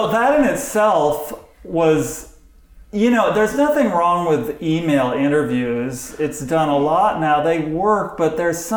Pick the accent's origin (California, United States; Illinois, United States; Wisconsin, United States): California, United States; Santa Barbara; Where did you grow up? Santa Barbara.